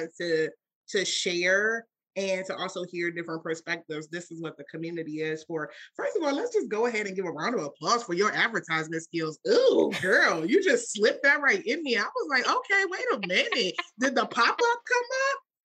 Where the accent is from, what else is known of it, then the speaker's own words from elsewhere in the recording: Washington, District of Columbia, United States; I grew up in Washington, D.C.